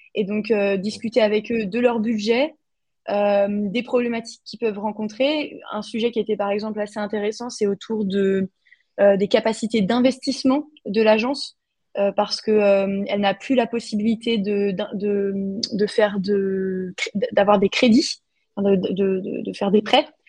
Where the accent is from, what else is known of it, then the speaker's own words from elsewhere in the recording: France; now in Austria; en tant que Français de l'étranger